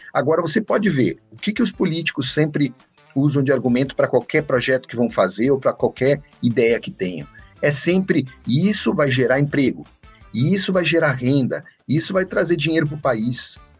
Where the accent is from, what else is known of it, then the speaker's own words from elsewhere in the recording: Gaúcho, Rio Grande do Sul, Brazil; Eu sou gaúcho